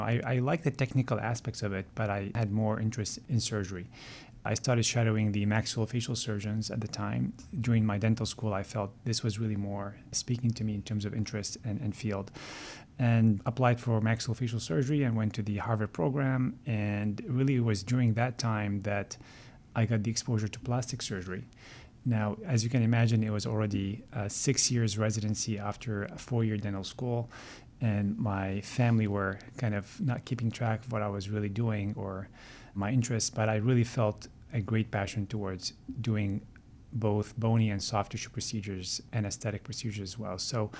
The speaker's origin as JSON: {"language": "English", "town": "Montreal", "region": "Quebec", "country": "Canada", "tie": "born or raised there", "said": "I grew up in Montreal and influenced by my siblings, to be honest with you, to go into dental school."}